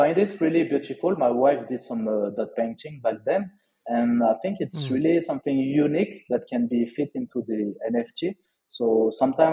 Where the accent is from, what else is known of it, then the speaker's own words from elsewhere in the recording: Lyon, Auvergne-Rhône-Alpes, France; accent: French; English is a second language; moved away as an adult; also born or lived in Australia / Bali; now in Malaysia; I'm from Lyon